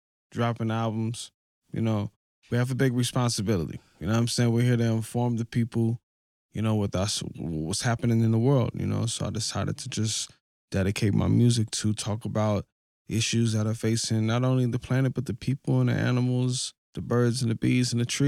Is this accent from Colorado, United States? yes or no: yes; Denver, Colorado, United States; I'm from Denver, but, you know, coming closer to the mountains is like, it feels beautiful, you know?